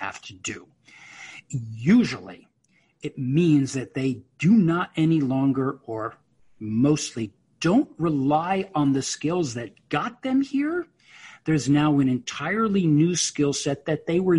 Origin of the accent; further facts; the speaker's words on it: New York, United States; I'm a New Yorker, and I was a finance major in college